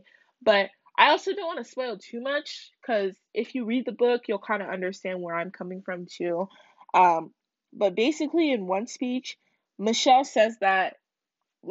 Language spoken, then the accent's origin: English; United States; I'm not a proud American